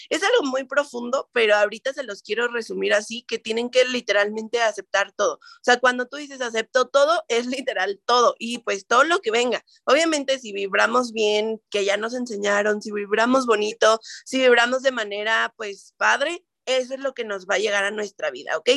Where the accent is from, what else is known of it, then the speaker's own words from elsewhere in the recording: Toluca, State of Mexico, Mexico; Yo también soy de Toluca